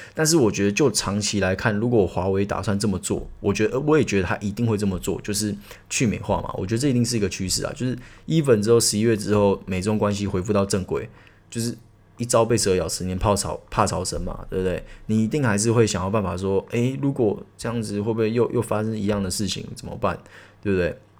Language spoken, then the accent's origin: Chinese; Taiwan; 我们台湾人